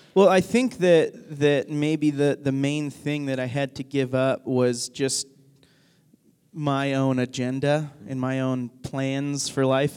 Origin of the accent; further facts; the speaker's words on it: Northwest Arkansas, United States; whenever I was growing up, I grew up in Arkansas